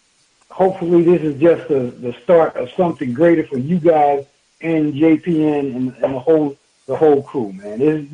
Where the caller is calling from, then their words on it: Tampa, Florida, United States; calling from Tampa, Florida, baby.